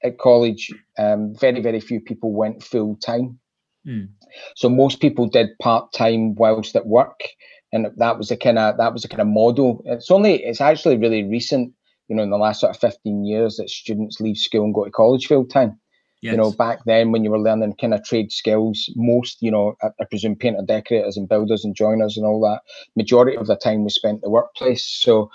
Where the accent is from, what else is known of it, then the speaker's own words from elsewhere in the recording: Glasgow, Scotland, United Kingdom; I grew up in Glasgow